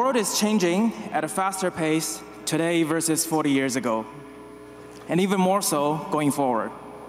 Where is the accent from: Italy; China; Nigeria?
China; moved away; also born or lived in New York; I'm a shareholder from China